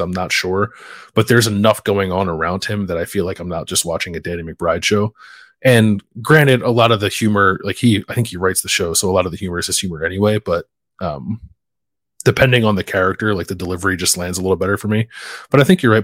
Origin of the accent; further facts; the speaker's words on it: Philadelphia, Pennsylvania, United States; moved away; I have three guys that I grew up with in Philly